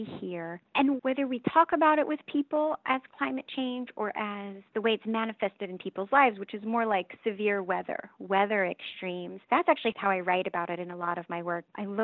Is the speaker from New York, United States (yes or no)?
no; California, United States; moved away; I'm originally from California